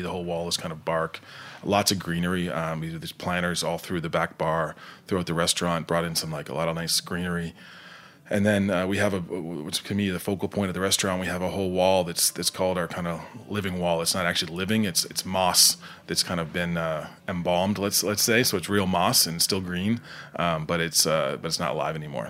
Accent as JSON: {"language": "English", "region": "rural Nova Scotia", "country": "Canada", "tie": "born or raised there", "also_born_or_lived": "New Jersey", "moved": "yes", "said": "I'm not from Halifax, the, the, the, the capital, but I'm from, uh, just south"}